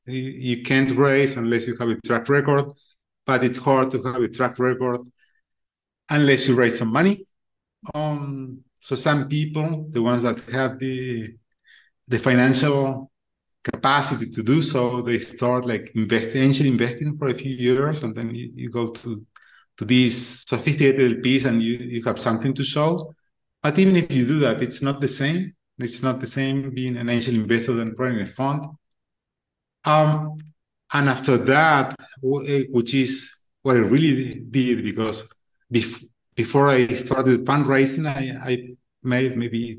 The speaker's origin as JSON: {"language": "English", "country": "Argentina", "tie": "born or raised there", "said": "I was born and raised in Argentina."}